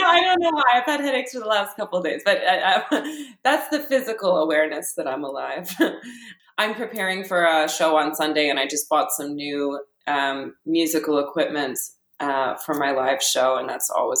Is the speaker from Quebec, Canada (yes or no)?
no; Ottawa, Ontario, Canada; also born or lived in Australia; I grew up in Ottawa, and in Australia a little bit when I was a kid